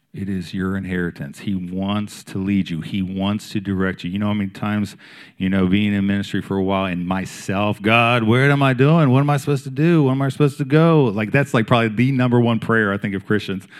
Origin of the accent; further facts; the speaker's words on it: Maryland, United States; moved away as an adult; now in Wilmington, United States; I'm from Maryland, and my wife's from Pennsylvania, so we're not, we're not native Southerners.